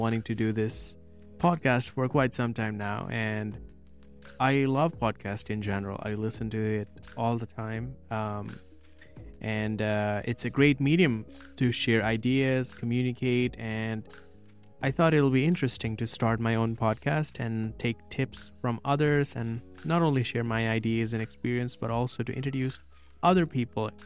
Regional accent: Nepal; I'm from Nepal

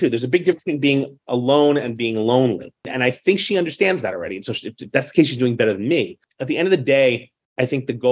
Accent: New York City, New York, United States; I grew up in New York City in the public school system in the 70s and 80s

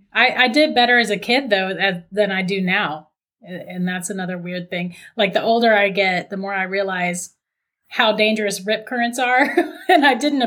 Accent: Florida, United States; born and raised in Florida.

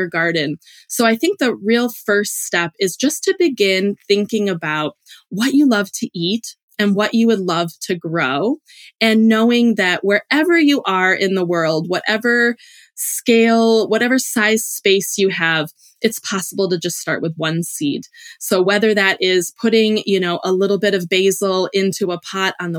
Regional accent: Illinois, United States; moved away as an adult; also born or lived in Hawaii / Alaska; I grew up in the Illinois cornfields

